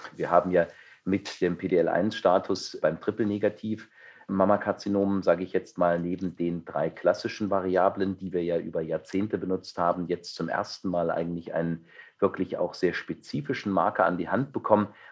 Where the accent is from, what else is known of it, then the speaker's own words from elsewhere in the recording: Saxony, Germany; now in Düsseldorf, Germany; in meiner alten Heimat, in dem wunderschönen Sachsen